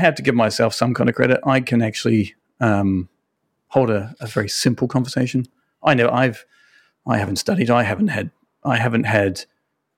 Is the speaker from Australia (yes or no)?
no; Auckland, New Zealand; moved away as an adult; also born or lived in United Kingdom; now in Osaka, Japan; I'm originally from New Zealand, Auckland, New Zealand, and I am now living in Osaka, Japan.